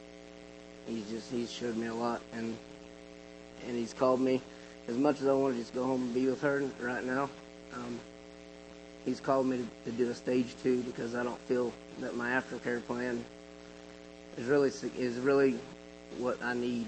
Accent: Okeechobee, Florida, United States; I'm from Okeechobee, Florida.

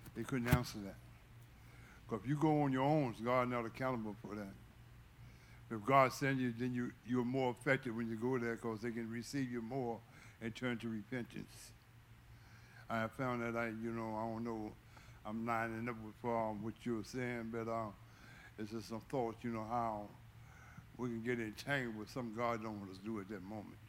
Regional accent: Fincastle, Virginia, United States; that's where I was raised. I'm originally from Fincastle, Virginia

